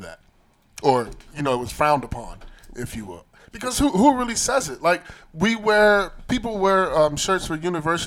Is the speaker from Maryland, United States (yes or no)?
yes; Baltimore, Maryland, United States; I'm from Baltimore